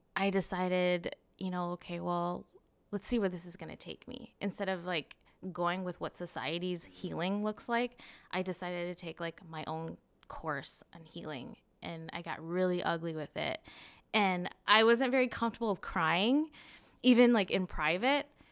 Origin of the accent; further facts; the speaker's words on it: Cottage Grove, Minnesota, United States; also born or lived in Saint Paul, Minnesota; I was born and raised in Cottage Grove, Minnesota.